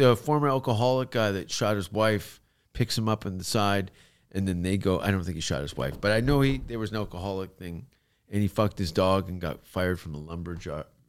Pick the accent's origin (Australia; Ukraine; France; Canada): Canada; accent: Canadian; moved away as an adult; also born or lived in London, United Kingdom; now in Los Angeles, United States; my Canadian accent